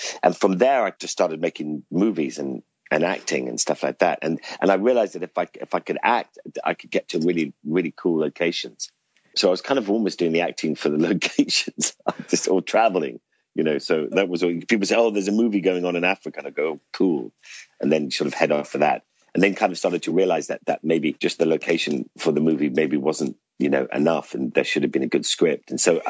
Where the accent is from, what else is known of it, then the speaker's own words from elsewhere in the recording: Ireland; now in London, United Kingdom; I grew up in Ireland.